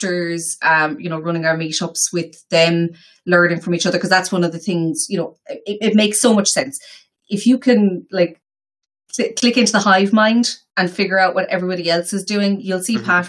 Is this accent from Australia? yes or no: no; Galway, Connacht, Ireland; moved away as an adult; now in Mayo, Ireland; I'm from Galway.